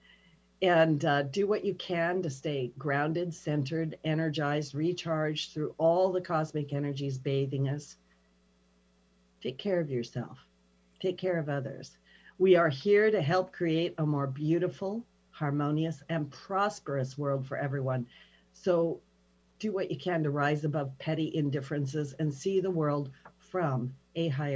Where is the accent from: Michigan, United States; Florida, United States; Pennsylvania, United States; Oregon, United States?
Oregon, United States; Pendleton; moved away as an adult; also born or lived in Saudi Arabia; I'm small town United States, you know, I'm from Pendleton, Oregon